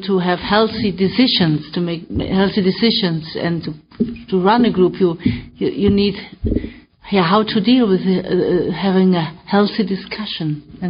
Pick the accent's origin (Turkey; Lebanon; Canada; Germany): Germany; I'm from Germany